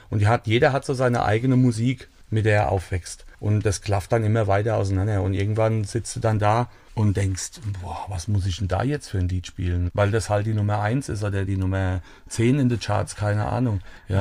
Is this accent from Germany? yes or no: yes; Sörgenloch, Rhineland-Palatinate, Germany; ich bin in Sörgenloch aufgewachsen vielleicht bekannt, eine kleine Gemeinde bei Niederolm.